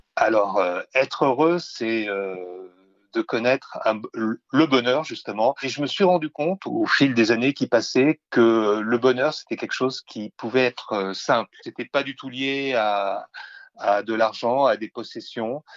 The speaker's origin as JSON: {"language": "French", "town": "Verdun", "region": "Grand Est", "country": "France", "tie": "born or raised there", "said": "je suis né en 1960 à Verdun"}